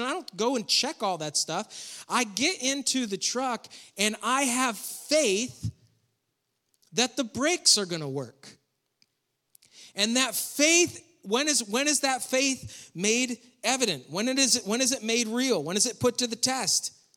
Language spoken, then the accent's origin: English; New York, United States; moved away; I grew up in New York